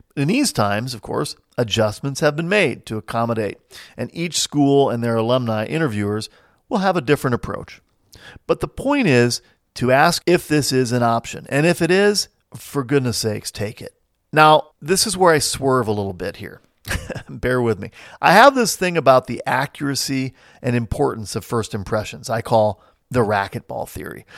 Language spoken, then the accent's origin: English; Midwest, United States; also born or lived in New Jersey; now in Saint Louis, United States; I've lived most of my life in small towns in the Midwest, but I hail originally from New Jersey.